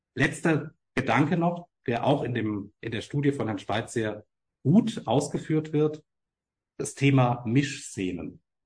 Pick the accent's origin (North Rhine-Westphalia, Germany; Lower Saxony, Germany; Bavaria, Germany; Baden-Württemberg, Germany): Baden-Württemberg, Germany; Main-Tauber-Kreis; moved away; Ich komme ursprünglich aus dem Main-Tauber-Kreis